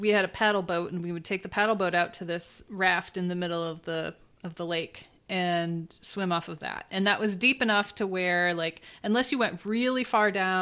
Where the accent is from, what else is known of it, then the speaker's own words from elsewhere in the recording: Michigan, United States; growing up in Michigan, obviously you're surrounded by lakes